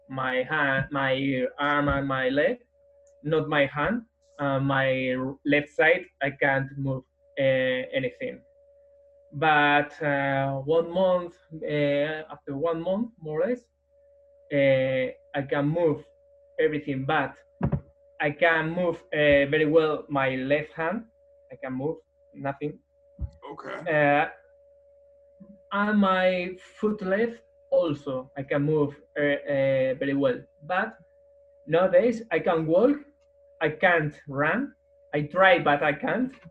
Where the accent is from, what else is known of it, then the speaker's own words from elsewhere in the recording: Madrid, Community of Madrid, Spain; English is a second language; I'm from Madrid, Spain. I, I am uh, 45 years old nowadays.